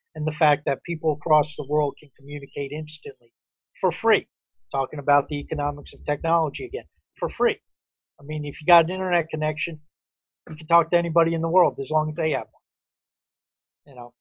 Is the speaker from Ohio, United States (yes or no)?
no; outside New York City, United States; I grew up outside New York City